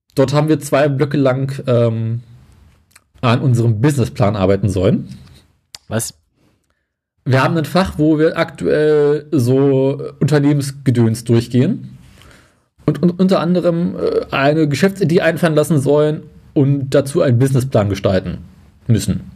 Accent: Berlin, Germany; als Westberliner

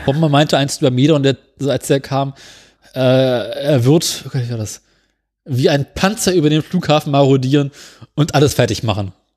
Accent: Berlin, Germany; ich komme aus Berlin

